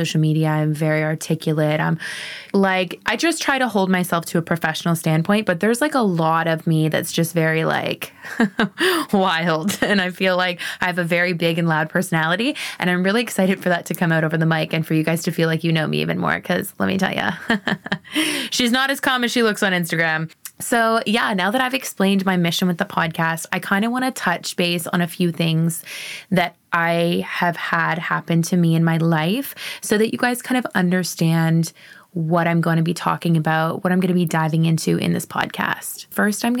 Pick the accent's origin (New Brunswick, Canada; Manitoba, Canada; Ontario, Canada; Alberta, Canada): Ontario, Canada; Sarnia; moved away as an adult; also born or lived in East Coast, Canada / Okanagan, British Columbia; now in Vancouver, Canada; I was born and raised in Sarnia, Ontario, Canada